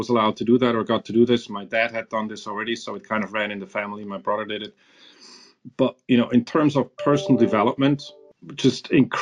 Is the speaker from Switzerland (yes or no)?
yes; near Zurich, Switzerland; also born or lived in Iran / Tulsa, Oklahoma; I grew up in Switzerland with a brother, so small town, you know, somewhere near Zurich.